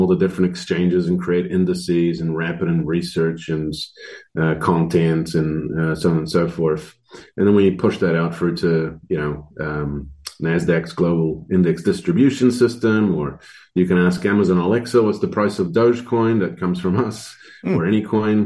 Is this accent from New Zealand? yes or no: yes; New Zealand; also born or lived in Croatia / Netherlands; I was born in Croatia, you know, Yugoslavia, and in 91, I guess it was their turn to be democratized. So we fled as refugees to Holland for a couple of years and then immigrated to New Zealand. And so I grew up here